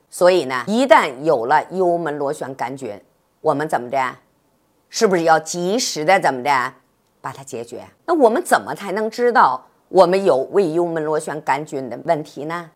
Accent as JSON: {"language": "Chinese", "country": "China", "said": "咱们中国人呢是合餐共餐"}